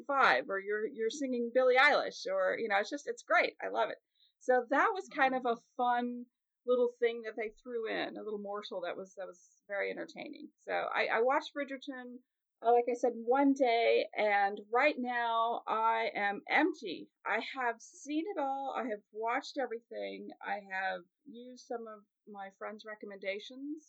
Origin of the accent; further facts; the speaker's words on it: Kansas City, Missouri, United States; my hometown, when Kansas City does well at sports, I'm